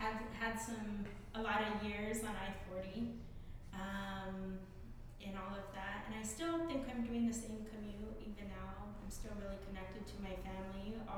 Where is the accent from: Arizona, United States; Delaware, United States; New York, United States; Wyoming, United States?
Arizona, United States; Chinle; I grew up in Chinle, Arizona, on the Diné Reservation.